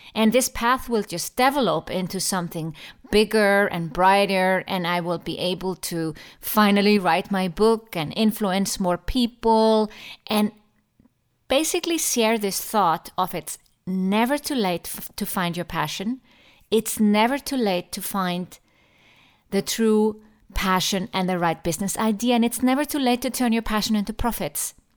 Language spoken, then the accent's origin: English; Iceland; moved away as an adult; also born or lived in Germany / London; now in Switzerland; I appreciate my home country, Iceland, more and more the longer I live abroad